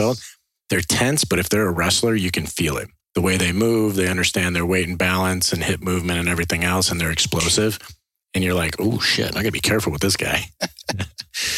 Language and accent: English; Ohio, United States; I grew up in Ohio